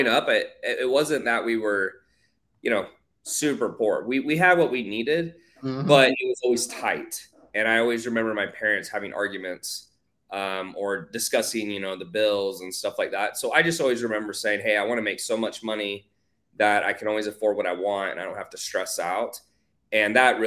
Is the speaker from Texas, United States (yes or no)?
yes; Houston, Texas, United States; now in Miami, United States; I grew up in Houston, but I've been living in Miami for the last 4 to 5 years